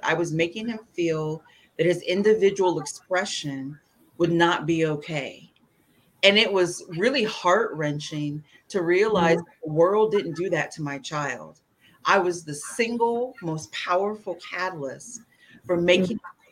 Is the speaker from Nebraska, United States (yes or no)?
no; Indiana, United States; now in Washington, D.C. metropolitan area, United States; I grew up in Indiana, middle America